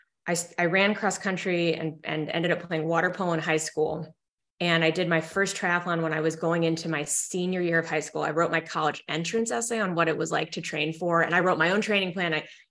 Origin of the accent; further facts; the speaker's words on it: Evanston, Illinois, United States; also born or lived in Philadelphia, Pennsylvania; my family moved to Evanston, Illinois, so right outside Chicago, where Northwestern is